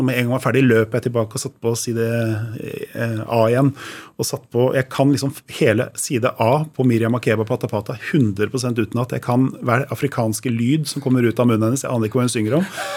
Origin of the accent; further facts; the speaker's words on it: Drøbak, Akershus, Norway; moved away as an adult; also born or lived in Oslo; Ja, jeg er født i Oslo, men da jeg var tre år gammel, så flytta jeg til Drøbak. Og der bodde jeg til jeg var 20. Så ja. liksom, oppveksten min har vært i Drøbak